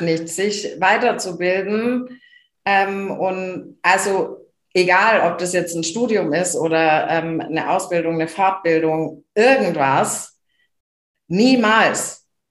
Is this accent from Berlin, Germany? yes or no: no; small Bavarian village, Germany; first language German; kleines bayerisches Dorf